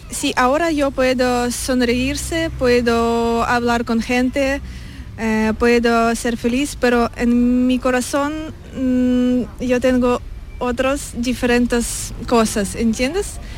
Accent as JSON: {"language": "Spanish", "town": "Kharkiv", "region": "Kharkiv Oblast", "country": "Ukraine", "second_language": "Spanish", "moved": "as an adult", "lives_now": "Spain", "said": "antes en mi ciudad muy peligroso y yo y mi familia ah, corremos a otra ciudad en mi país"}